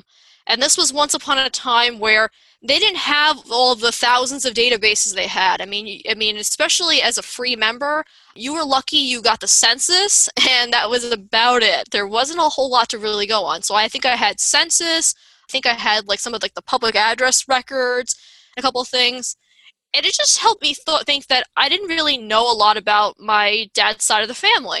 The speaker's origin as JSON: {"language": "English", "area": "Long Island", "region": "New York", "country": "United States", "tie": "born or raised there", "said": "I grew up on Long Island, New York."}